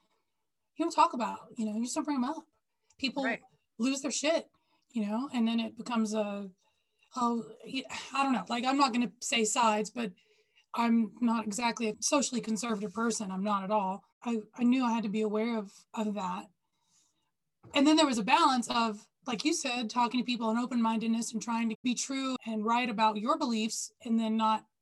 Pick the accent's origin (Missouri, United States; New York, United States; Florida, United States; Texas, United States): Texas, United States; I grew up in Texas